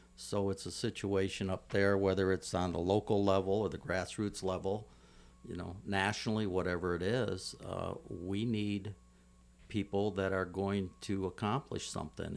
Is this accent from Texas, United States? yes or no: no; Toledo, Ohio, United States; now in Hawaii, United States; my hometown of Toledo, Ohio